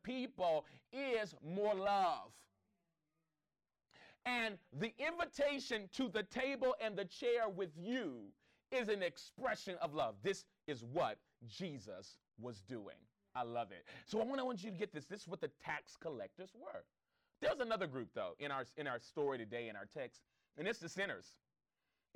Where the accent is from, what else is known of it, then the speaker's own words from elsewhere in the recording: Los Angeles, California, United States; I grew up in the Crenshaw District